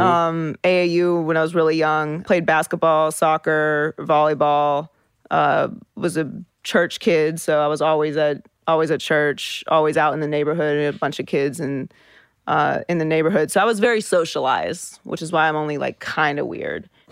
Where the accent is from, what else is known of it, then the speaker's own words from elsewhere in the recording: Pittsburgh, Pennsylvania, United States; I was born and raised in Pittsburgh